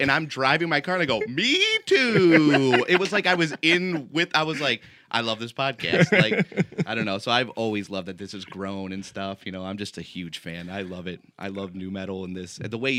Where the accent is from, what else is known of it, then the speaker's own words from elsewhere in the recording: United States; I guess it's just a web series based on characters that I grew up with in Wayne County.